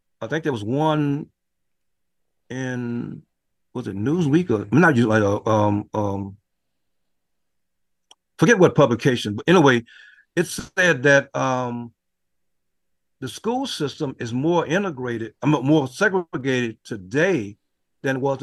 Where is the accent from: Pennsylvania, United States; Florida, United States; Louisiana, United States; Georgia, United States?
Louisiana, United States; Mansfield; moved away; the little boy growing up in Mansfield, which is what my memoir is all about